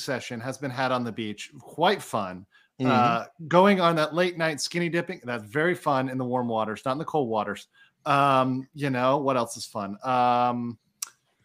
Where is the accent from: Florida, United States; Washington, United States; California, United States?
Florida, United States; Miami; I'm from Miami